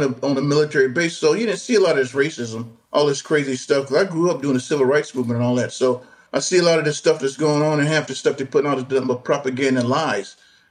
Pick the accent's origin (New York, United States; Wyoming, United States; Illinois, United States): Illinois, United States; Zion; moved away; I said, I'm from Zion, Illinois, sir.